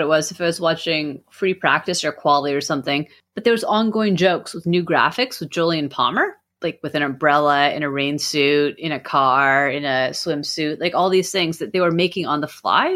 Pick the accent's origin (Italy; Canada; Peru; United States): Canada; I'm Canadian